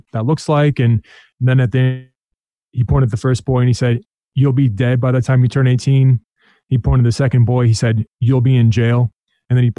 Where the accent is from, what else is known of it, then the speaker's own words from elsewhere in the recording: Des Moines, Iowa, United States; also born or lived in San Diego, California; I grew up mostly in Des Moines, Iowa